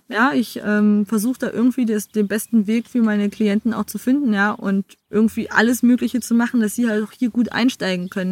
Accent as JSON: {"language": "German", "town": "Bad Belzig", "region": "Brandenburg", "country": "Germany", "tie": "born or raised there", "also_born_or_lived": "South Africa", "moved": "as an adult", "said": "ich bin eine der wenigen, die hier tatsächlich auch direkt geboren worden sind als es im Belzig noch eine Geburtenstation gab."}